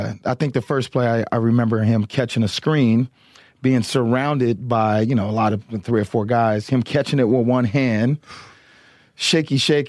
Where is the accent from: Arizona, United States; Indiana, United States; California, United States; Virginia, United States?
California, United States; San Diego; I'm Mexican, man. I grew up in San Diego.